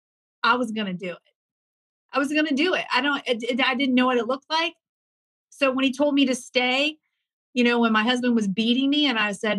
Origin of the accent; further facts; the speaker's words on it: Ohio, United States; I grew up in a really small farm town. I'm from the Midwest, Ohio